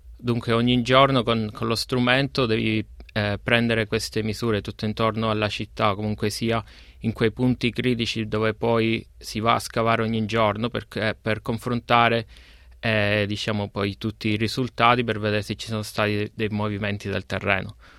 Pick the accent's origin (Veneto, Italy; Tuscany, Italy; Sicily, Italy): Sicily, Italy; Giammoro; moved away as an adult; now in Melbourne, Australia; vengo da Giammoro eh, un, paesino, un, paesino, in Sicilia